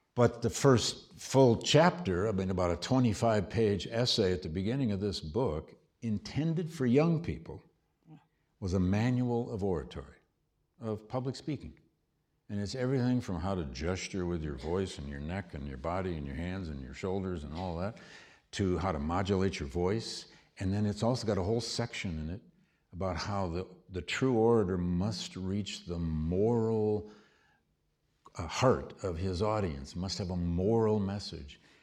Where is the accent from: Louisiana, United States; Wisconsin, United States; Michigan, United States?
Michigan, United States; Flint; I grew up in Flint, Michigan, and went to a very good public high school.